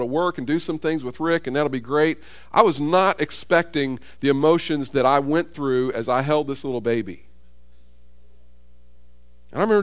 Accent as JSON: {"language": "English", "country": "United States", "tie": "born or raised there", "said": "I was born in America. I grew up in an affluent society"}